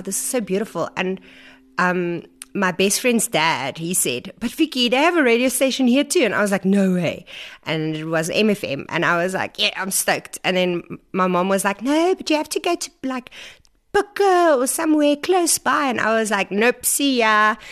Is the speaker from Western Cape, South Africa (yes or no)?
no; Vanderbijlpark, Gauteng, South Africa; moved away as an adult; also born or lived in Stellenbosch; I grew up in Farabelle Park